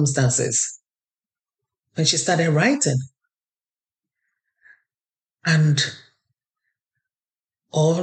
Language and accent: English; Nigeria; now in Canada; I'm Nigerian Canadian